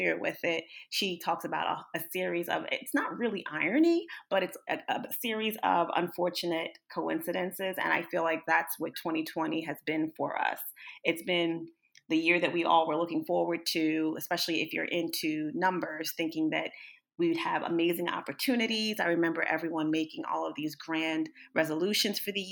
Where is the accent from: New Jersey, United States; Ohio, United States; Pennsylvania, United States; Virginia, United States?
New Jersey, United States; Northern; I am from Northern New Jersey